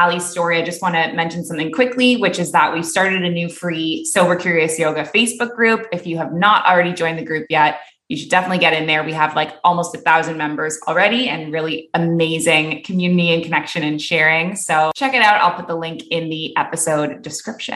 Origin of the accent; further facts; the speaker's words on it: Canada; moved away as an adult; also born or lived in Dubai / Abu Dhabi; now in Bali, Indonesia; I'm a Canadian who moved across the world at age 23, and I never went back